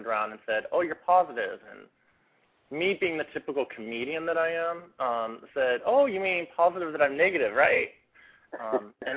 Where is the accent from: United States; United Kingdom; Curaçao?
United States; Spokane, Washington; also born or lived in Seattle, Washington; now in Portland, United States; I was raised in Spokane, Washington. That was my home for homes, and I moved to Seattle about 9 years ago